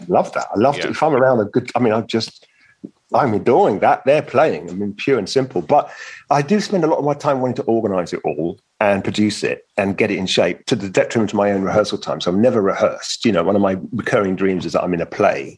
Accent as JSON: {"language": "English", "region": "London", "country": "United Kingdom", "tie": "born or raised there", "also_born_or_lived": "Venice", "said": "I was born in the East End and I live in West London. I'm a Londoner."}